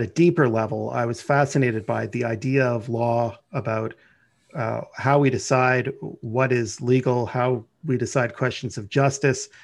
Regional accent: Ottawa, Ontario, Canada; also born or lived in Montreal; I was born and raised in Ottawa

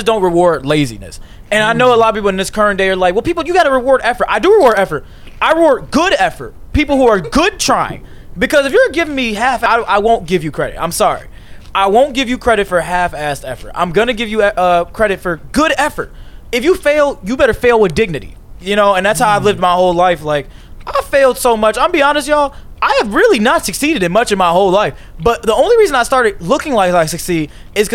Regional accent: Chicago suburbs, near Blue Island, Illinois, United States; I'm from Chicago suburbs, a little town called Cree. But we could just say it's like near Blue Island, that around that area

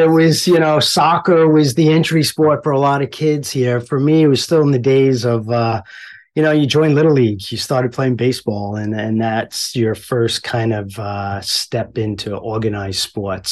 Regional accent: Mineola, New York, United States; also born or lived in Queens, New York; we kind of trucked a little east on Long Island and landed in Mineola, which isn't far from Long Beach. So, uh, and then spent most of my growing up there

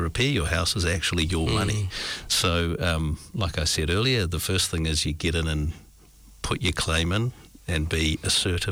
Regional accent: New Zealand; as a New Zealander, our culture is that we assume

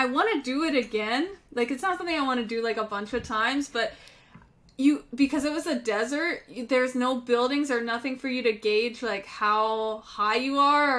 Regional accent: Pennsylvania, United States; born or raised there; moved away

